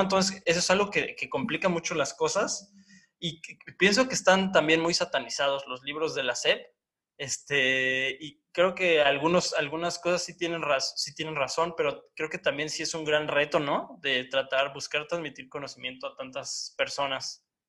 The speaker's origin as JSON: {"language": "Spanish", "region": "Oaxaca", "country": "Mexico", "said": "A mí como oaxaqueño"}